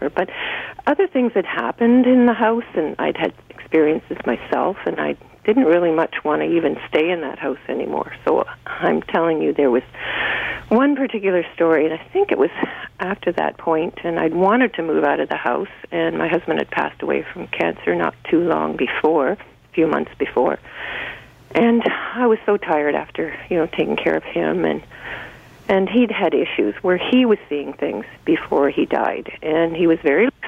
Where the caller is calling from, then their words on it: Creemore, Ontario, Canada; Uh, the Creemore area.